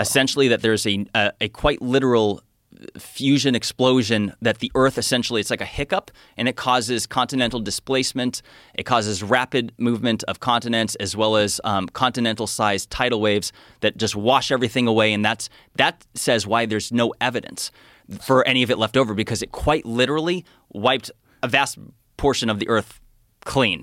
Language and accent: English; Phoenix, Arizona, United States; I'm from Phoenix